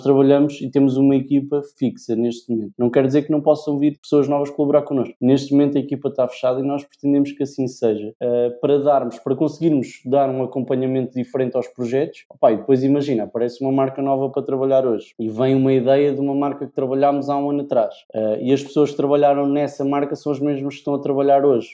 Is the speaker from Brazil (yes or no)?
no; Leiria, Centro, Portugal; nasci em Leiria, sou nascido e criado em Leiria